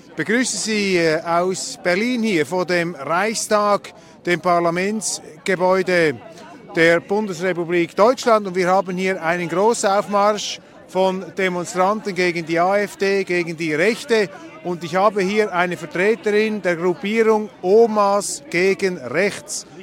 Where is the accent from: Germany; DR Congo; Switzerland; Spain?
Switzerland; ich bin Schweizer.